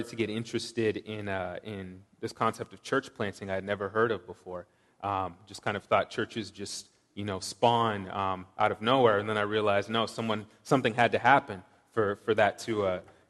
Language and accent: English; Washington, United States; moved away as an adult; also born or lived in Lowell, Massachusetts / Seattle; I grew up in Washington, as Matt mentioned. I did 3 years of high school in Lowell and then moved back to Washington for college and grad school